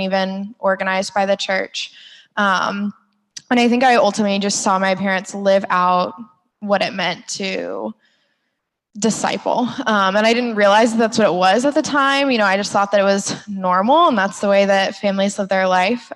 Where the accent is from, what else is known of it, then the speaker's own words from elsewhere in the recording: Orlando, Florida, United States; I grew up in Orlando with like your pretty average family